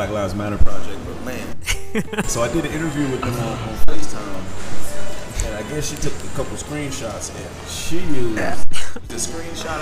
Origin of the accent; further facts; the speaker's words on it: Chattanooga, Tennessee, United States; I come from Chat. Moved here when I was in grade school.